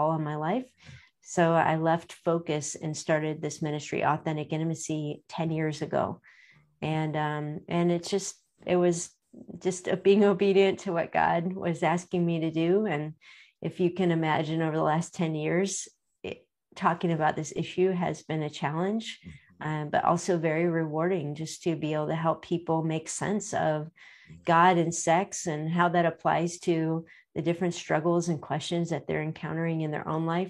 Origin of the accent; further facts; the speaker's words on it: Akron, Ohio, United States; I was born and raised right here in Akron, Ohio